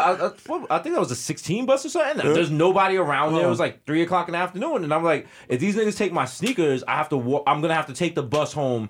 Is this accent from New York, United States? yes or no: yes; New York City, New York, United States; born or raised there